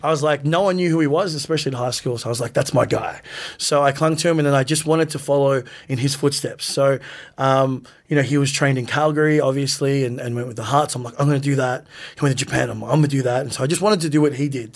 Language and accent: English; Melbourne, Victoria, Australia; we grew up in the West, you know, so it was really far